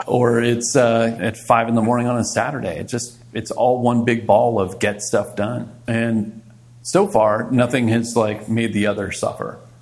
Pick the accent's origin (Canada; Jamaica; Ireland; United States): United States; Montgomery County, Maryland; moved away as an adult; also born or lived in Fort Benning, Georgia / Fort Bragg, North Carolina; now in New York City, United States; I grew up in Maryland